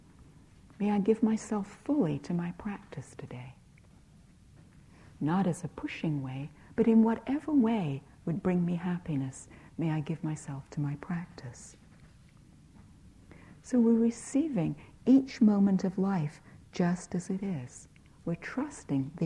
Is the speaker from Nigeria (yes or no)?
no; United Kingdom; I'm British